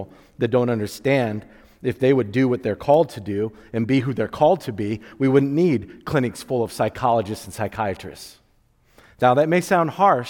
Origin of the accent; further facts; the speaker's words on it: Wakarusa, Indiana, United States; I grew up in Wakarusa. We still say hi in Wakarusa